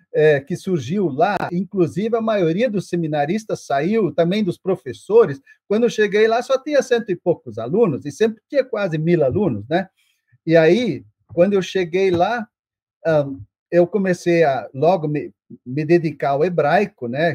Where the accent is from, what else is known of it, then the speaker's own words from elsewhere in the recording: Brazil; first language German; Portuguese is a second language; also born or lived in São Paulo; eu sou brasileiro, eu, eu me formei para servir a igreja brasileira